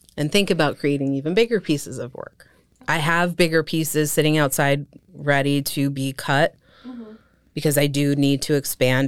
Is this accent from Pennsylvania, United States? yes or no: yes; Allentown, Pennsylvania, United States; was born and raised in Allentown.